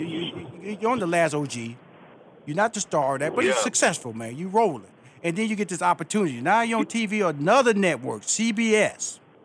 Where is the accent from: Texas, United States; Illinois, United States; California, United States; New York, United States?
Texas, United States; Houston; I'm from Houston, Texas. I'm from Fifth Ward. Fifth Ward is a black community.